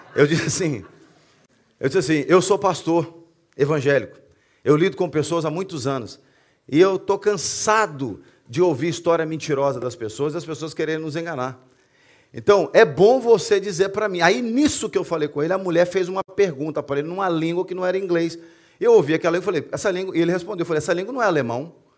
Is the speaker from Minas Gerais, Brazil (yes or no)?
yes; Belo Horizonte, Minas Gerais, Brazil; now in Portugal; eu cresci numa favela em Belo Horizonte